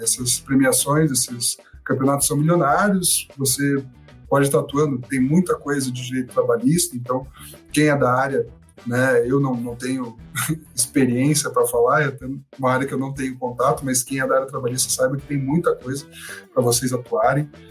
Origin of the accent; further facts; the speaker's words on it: Curitiba, Paraná, Brazil; eu sou curitibano, tô, moro aqui em Curitiba